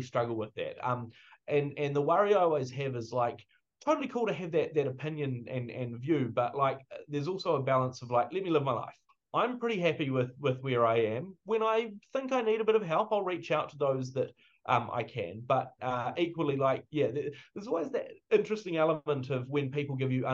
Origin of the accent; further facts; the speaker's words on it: New Zealand; as a New Zealander